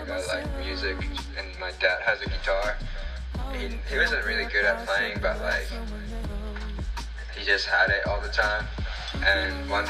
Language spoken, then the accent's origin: English; Fukuoka, Japan; now in United States; my hometown cool is that's where tonkotsu ramen is from